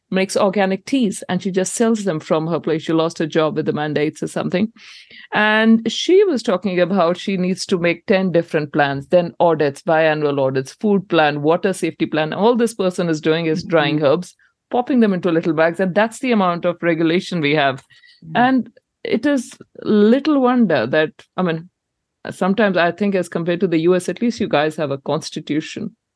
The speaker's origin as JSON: {"language": "English", "country": "India", "moved": "yes", "said": "I, I came from India here nearly 15 years ago."}